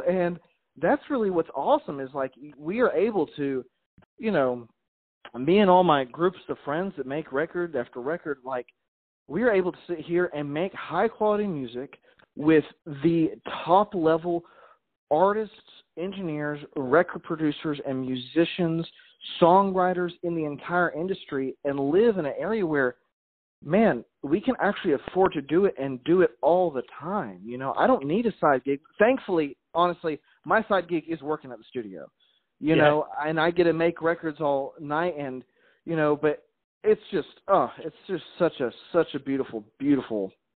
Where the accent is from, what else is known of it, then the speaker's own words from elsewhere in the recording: Montgomery, Alabama, United States; also born or lived in Chicago, Illinois; I was not born here either. I was a man. I was born in Chicago. Right on. I was down south when I was young. Like I said, I went to high school in Montgomery, Alabama.